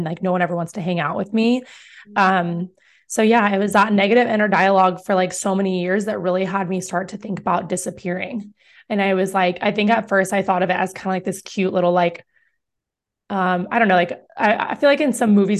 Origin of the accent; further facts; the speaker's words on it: New York, United States; now in Greeley, United States; So it's like, I was like, I'm not like you cow town people. Okay. Just know I'm from New York.